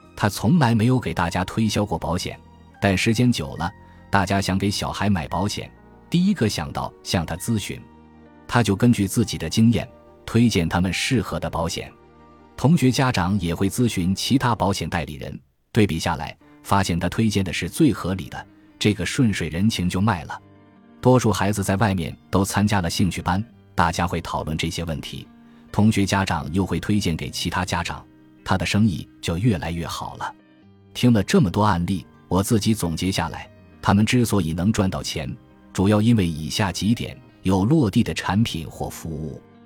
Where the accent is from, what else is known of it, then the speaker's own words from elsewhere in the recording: Shandong, China; moved away as an adult; now in Shanghai, China; 我们山东人的朴实用心